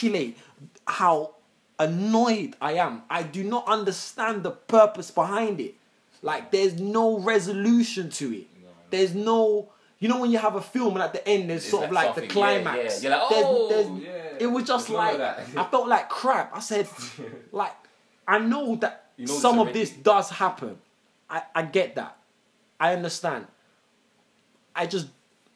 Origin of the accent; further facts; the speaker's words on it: London, United Kingdom; I grew up in an area where at that moment in time, growing up in Tottenham, there was knife crime was very prevalent